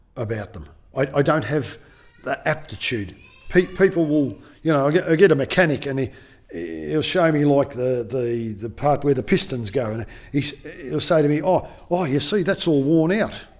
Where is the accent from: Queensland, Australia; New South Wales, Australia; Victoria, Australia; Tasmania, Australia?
Victoria, Australia; Melbourne; I'm from Melbourne